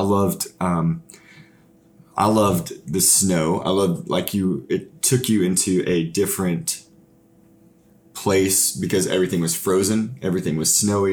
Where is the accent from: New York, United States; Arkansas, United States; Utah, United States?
Arkansas, United States; Fort Smith; we're from Fort Smith, Arkansas, so it would be cool to do something like that in our hometown